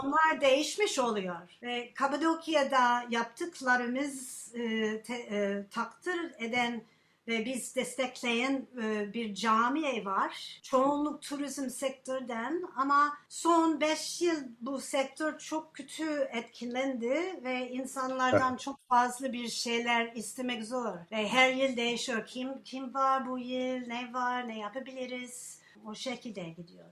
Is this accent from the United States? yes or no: yes; United States; Turkish is a second language; now in Turkey; ben Amerikalıyım